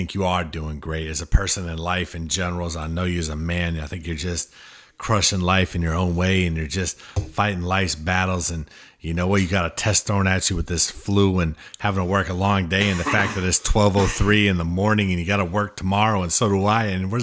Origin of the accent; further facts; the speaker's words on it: Midwest, United States; now in New Hampshire, United States; I grew up in the Midwest